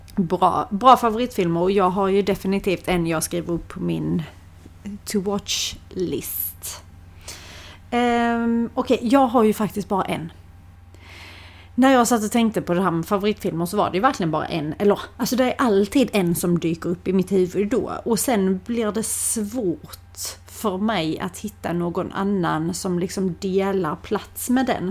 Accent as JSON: {"language": "Swedish", "region": "Skåne", "country": "Sweden", "accent": "Scanian", "said": "om man inte är skåning själv, om man har skillnad på din och min dialekt"}